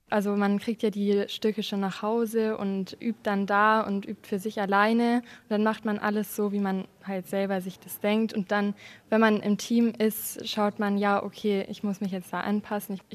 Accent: Munich, Bavaria, Germany; ich komme aus München

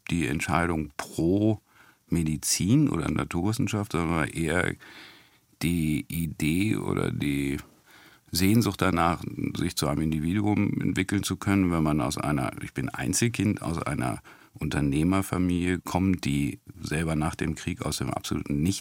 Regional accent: Hanover, Lower Saxony, Germany; aber zumindest kann ich sagen, ich komme aus Hannover.

